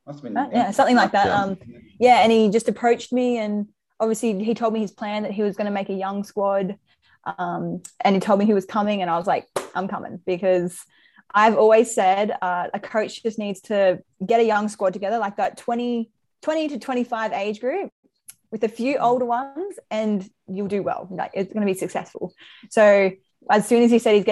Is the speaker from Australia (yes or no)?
yes; Brisbane, Queensland, Australia; moved away as an adult; also born or lived in Victoria / Melbourne / Newcastle; now in Sydney, Australia; I grew up in Brisbane, but I was born in Victoria. So I would say I'm from Brisbane